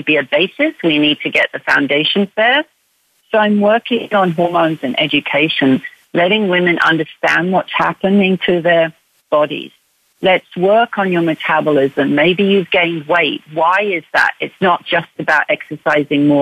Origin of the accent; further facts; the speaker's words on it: United Kingdom; now in Canada; But I am British. Yes, I'm from the UK.